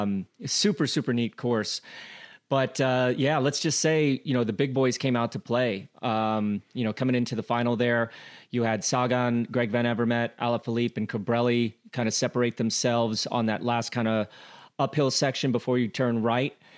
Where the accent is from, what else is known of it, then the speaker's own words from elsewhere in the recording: United States; I'm American